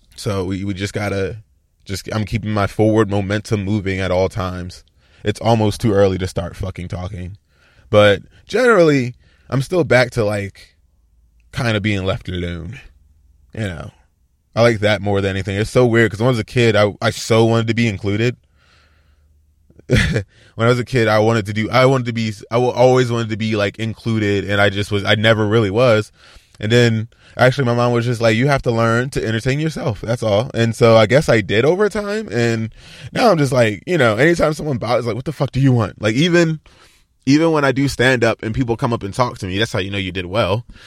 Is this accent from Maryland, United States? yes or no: yes; Baltimore, Maryland, United States; now in Los Angeles area, United States; I'm from Baltimore